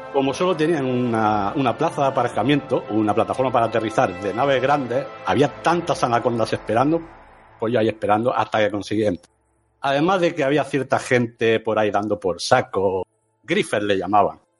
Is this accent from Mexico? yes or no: no; Region of Murcia, Spain; soy de Murcia